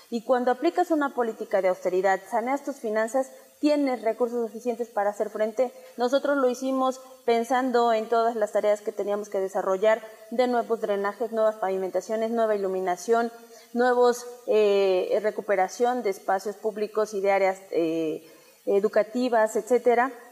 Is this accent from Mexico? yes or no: yes; Mexico; Hay que apostarle a recuperar esa hermandad que debemos de tener como mexicanas y mexicanos.